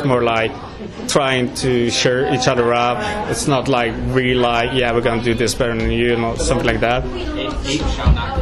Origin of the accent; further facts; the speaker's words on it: United Kingdom; now in Norway; we're British